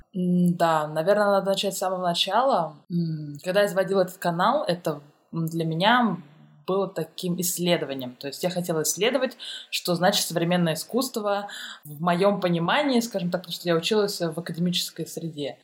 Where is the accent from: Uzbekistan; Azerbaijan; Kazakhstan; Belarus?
Uzbekistan; Tashkent; moved away as an adult; also born or lived in Moscow, Russia; now in Germany; Я сама из Ташкента, и я ходила еще тогда э, в художественную школу